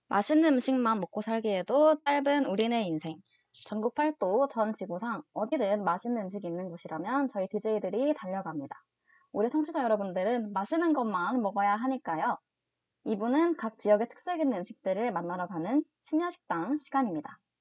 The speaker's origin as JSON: {"language": "Korean", "region": "Gyeongsang", "country": "South Korea", "said": "경상도 사람으로서"}